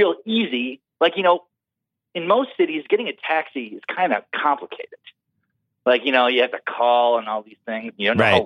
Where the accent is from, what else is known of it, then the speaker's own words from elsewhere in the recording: North Dakota, United States; moved away; when I was growing up in North Dakota